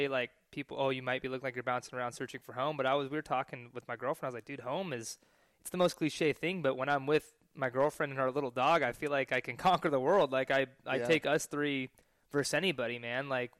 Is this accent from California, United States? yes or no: yes; California, United States; moved away as an adult; also born or lived in Hawaii; now in Austin, United States; came to California, started training, my hometown.